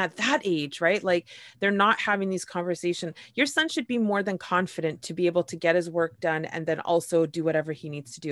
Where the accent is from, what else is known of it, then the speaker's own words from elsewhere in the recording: Canada; I'm Canadian